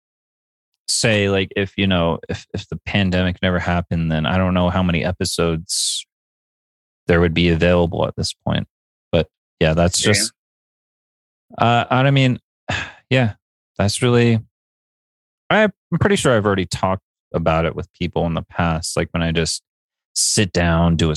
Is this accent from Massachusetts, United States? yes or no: yes; Boston, Massachusetts, United States; I'm from Boston.